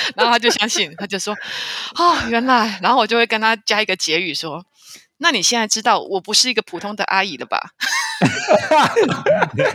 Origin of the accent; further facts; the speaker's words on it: Taiwan; 我是台湾来的，我自己一个人来旅行